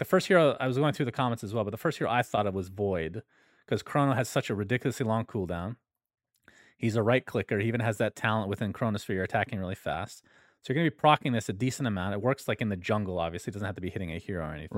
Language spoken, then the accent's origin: English; United States; I'm American